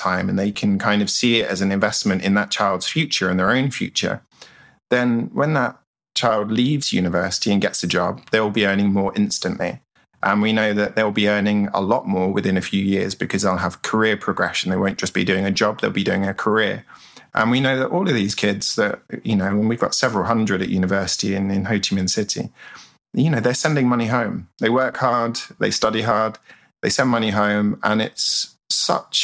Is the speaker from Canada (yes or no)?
no; England, United Kingdom; moved away as an adult; now in Vietnam; I'm from England